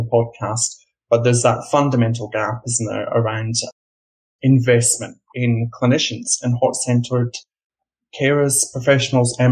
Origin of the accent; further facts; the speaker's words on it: Scotland, United Kingdom; moved away as an adult; also born or lived in London, United Kingdom; now in Australia; I grew up in Scotland and I worked in the UK